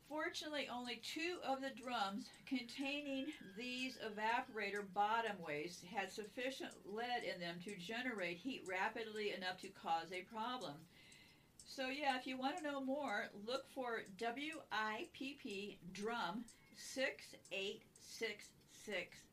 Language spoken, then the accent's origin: English; California, United States; I was born and raised in California